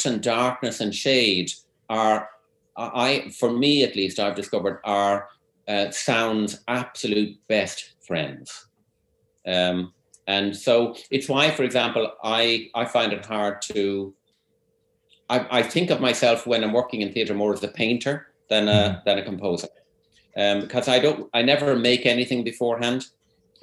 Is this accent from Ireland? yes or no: yes; Dublin, Leinster, Ireland; moved away as an adult; also born or lived in Cork / California; I'm from Dublin. I went to Cork in 1986 to study music, and then apart from 2 years in California, I remained there until just a few years ago